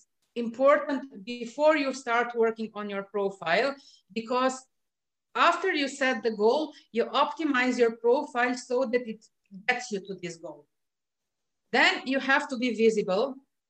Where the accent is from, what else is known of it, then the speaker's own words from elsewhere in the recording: Slovenia; English is a second language; You know, I'm not from any of the countries where this language is official language. I'm from Slovenia